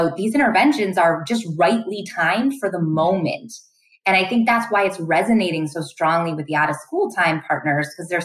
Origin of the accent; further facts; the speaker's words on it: Benton Harbor, Michigan, United States; moved away; that's my hometown area where I'm from in Michigan